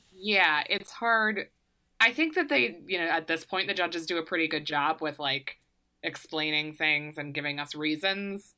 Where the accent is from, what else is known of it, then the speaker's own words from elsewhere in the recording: Maryland, United States; now in New York, United States; I'm from Maryland